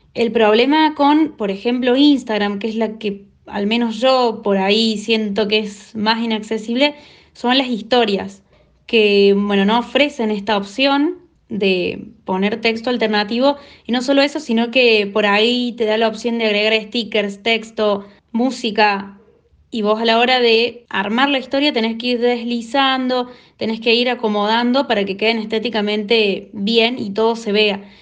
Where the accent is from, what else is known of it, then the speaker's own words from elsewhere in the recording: Córdoba, Argentina; soy de Córdoba, Argentina